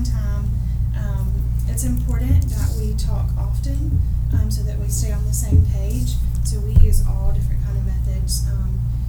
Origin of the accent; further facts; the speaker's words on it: Pelzer, South Carolina, United States; moved away as an adult; now in Anderson, United States; I grew up in Pelzer, South Carolina, but have lived in Anderson, South Carolina for the past 6 years